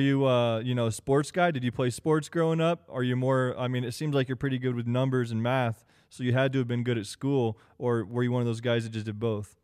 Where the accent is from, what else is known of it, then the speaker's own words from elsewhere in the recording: Kansas, United States; moved away; I'm from Kansas originally. That's where I grew up, born and raised.